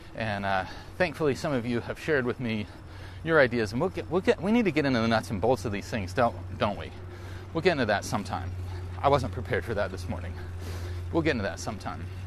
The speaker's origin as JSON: {"language": "English", "region": "the South", "country": "United States", "tie": "born or raised there", "said": "I grew up in the South."}